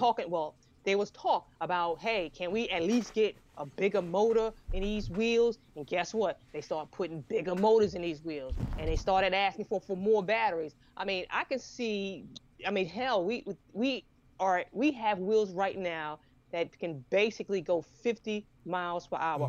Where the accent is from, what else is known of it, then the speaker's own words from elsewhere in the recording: New York, United States; now in Savannah, United States; I grew up in New York